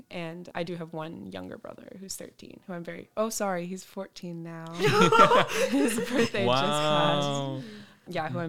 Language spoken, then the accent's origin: English; Houston, Texas, United States; So I was born and raised in Houston, Texas. Love Houston. It was such a great place to grow up. I grew up in a really cool community called Montrose. That's my neighborhood.